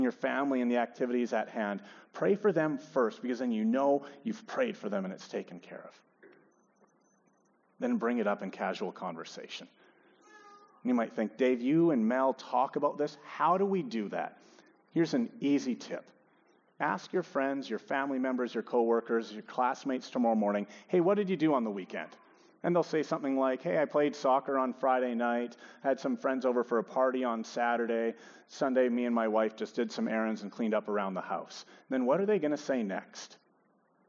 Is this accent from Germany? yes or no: no; Edmonton, Alberta, Canada; also born or lived in Regina; I'm born and raised in Edmonton